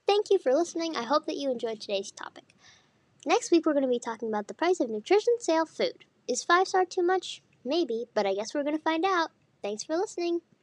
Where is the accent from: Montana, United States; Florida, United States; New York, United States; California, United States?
Montana, United States; Missoula; I'm from Missoula